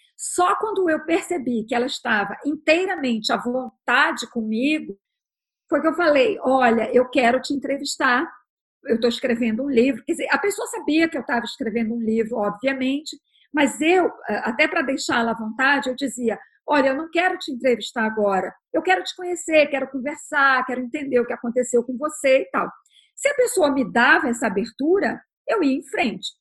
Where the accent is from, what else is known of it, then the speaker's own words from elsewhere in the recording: Belém, Pará, Brazil; moved away; also born or lived in New York, United States; Eu sou paraense, sou de Belém, sou da Amazônia